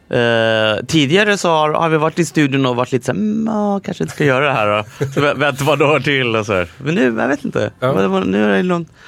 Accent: London, United Kingdom; also born or lived in Santiago, Chile; Eh, och sen så jag, flyttade, jag, flyttade vi till London. Så gick jag i skola där, var uppväxt där ett tag.

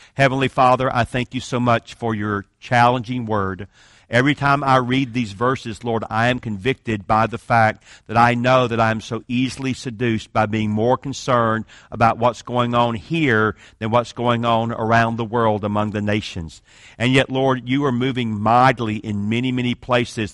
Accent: Atlanta, Georgia, United States; I'm from Atlanta, Georgia, so I can speak like this.

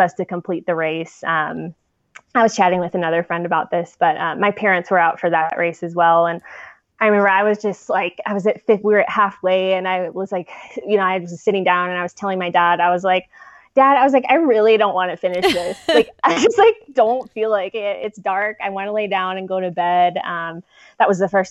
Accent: San Diego, California, United States; moved away as an adult; also born or lived in Chicago; I grew up in San Diego

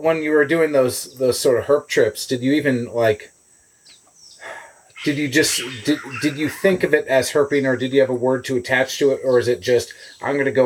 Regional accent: Connecticut, United States; growing up in Connecticut, it was redback salamanders and spotted turtles and stuff

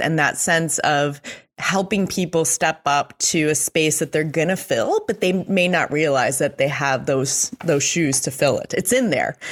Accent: Mexico; moved away; also born or lived in Switzerland; I grew up in Mexico

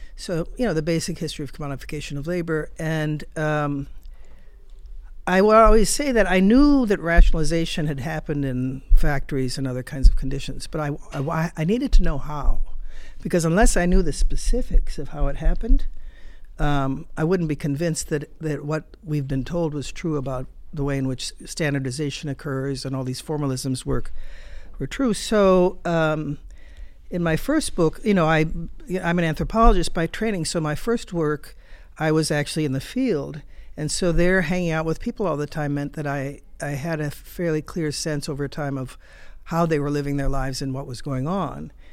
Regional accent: United States; as a, a foreigner and certainly as an American

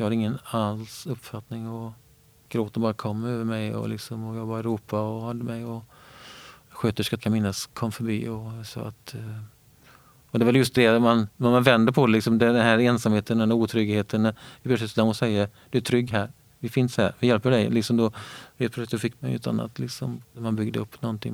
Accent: Björktorp, Västra Götaland, Sweden; kommer från en liten ort som heter Björktorp som ligger eh, precis mellan Borås och Varberg, eh, där, Viskadalen. Min barndom har varit väldigt fin.

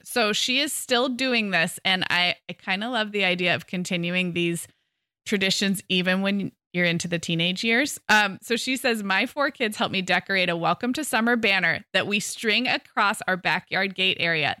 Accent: California, United States; as a Californian

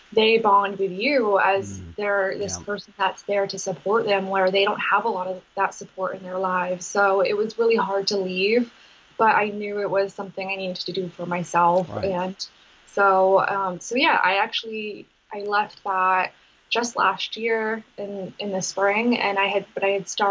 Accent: Maine, United States; also born or lived in Massachusetts; growing up in Maine

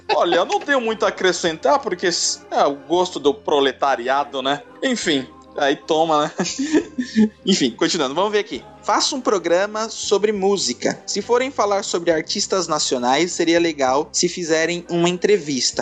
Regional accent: São Paulo, Brazil; accent: paulista; só tenho sotaque de paulista mesmo

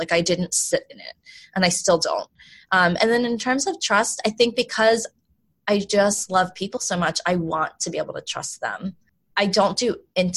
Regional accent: Baltimore, Maryland, United States; also born or lived in South Korea; I grew up in Baltimore, which is a pretty diverse place.

